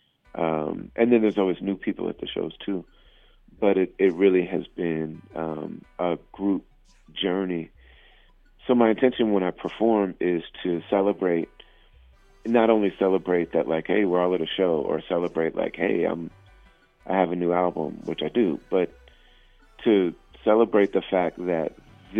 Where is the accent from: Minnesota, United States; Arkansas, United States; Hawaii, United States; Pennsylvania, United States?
Minnesota, United States; Minneapolis; we're from Minneapolis